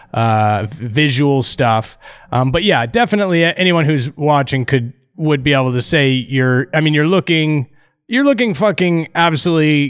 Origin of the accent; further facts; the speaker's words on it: Canada; I'm Canadian.